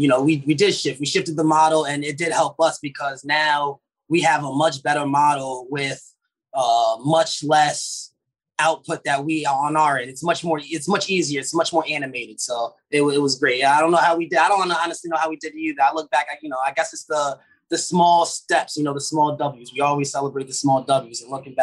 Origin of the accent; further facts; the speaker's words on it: Pittsburgh, Pennsylvania, United States; born there; And I was born in Pittsburgh, Pennsylvania, and I just had a traveling family.